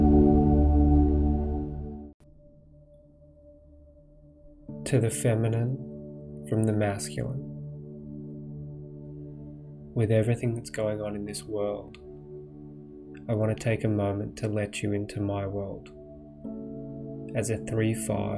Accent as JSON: {"language": "English", "country": "Australia", "tie": "born or raised there", "also_born_or_lived": "Poland / Bali / India / United States", "moved": "as an adult", "said": "I grew up in Australia, went to a private school and the University of Melbourne"}